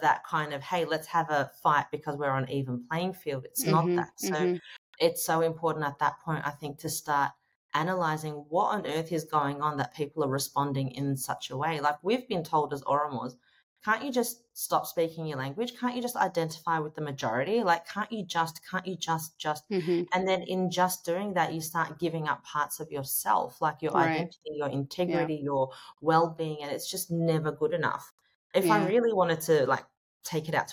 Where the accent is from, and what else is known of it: Australia